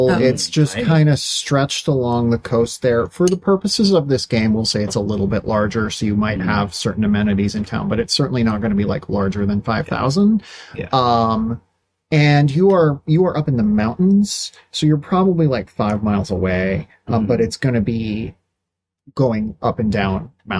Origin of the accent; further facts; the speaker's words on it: Wausau, Wisconsin, United States; I'm from Wausau, Wisconsin, and when we say we're going to handle things, we handle them.